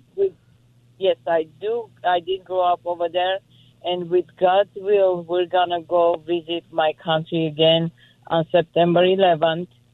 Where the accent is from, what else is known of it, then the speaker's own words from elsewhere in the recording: Armenia; moved away; my motherland, my country, where I was born and raised